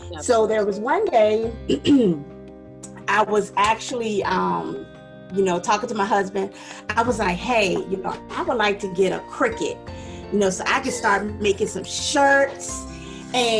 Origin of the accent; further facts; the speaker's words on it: Ruther Glen, Virginia, United States; I'm originally from Ruther Glen, Virginia